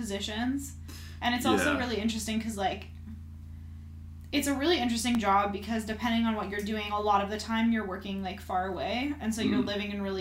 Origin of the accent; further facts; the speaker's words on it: Canada; moved away; I'm Canadian.